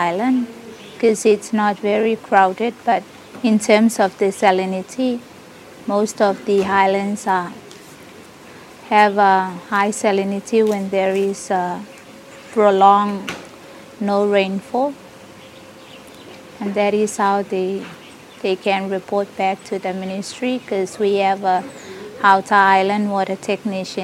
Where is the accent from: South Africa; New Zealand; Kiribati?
Kiribati; I'm from Kiribati